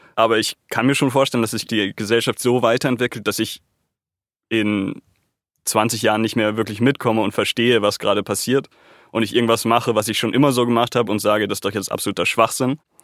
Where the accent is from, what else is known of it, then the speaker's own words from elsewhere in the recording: Munich, Bavaria, Germany; ich bin Münchner und ich bin hier geboren und aufgewachsen